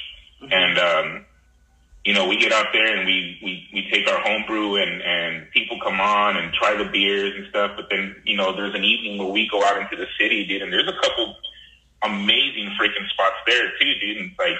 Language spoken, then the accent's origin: English; Torrance, California, United States; So I was born and raised in, I was born in Torrance, California.